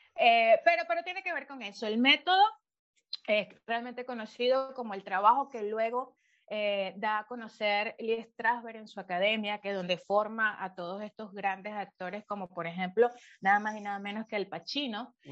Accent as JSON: {"language": "Spanish", "town": "Valencia", "region": "Carabobo", "country": "Venezuela", "tie": "born or raised there", "also_born_or_lived": "Caracas, Venezuela", "said": "cuando todavía vivíamos en Caracas, yo, nací en Caracas hasta los ocho años, vivimos allí y fue cuando ya nuevo nos fuimos al monte, ¿no? A Valencia"}